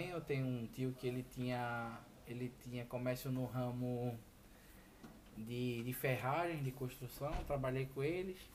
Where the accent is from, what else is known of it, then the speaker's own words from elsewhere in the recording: Olinda, Pernambuco, Brazil; also born or lived in Recife; Eu, como eu falei, nasci em Recife, morei minha vida toda em Olinda.